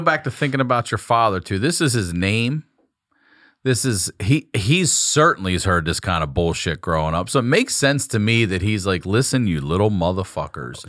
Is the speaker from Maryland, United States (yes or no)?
yes; Maryland, United States; Maryland's where I'm from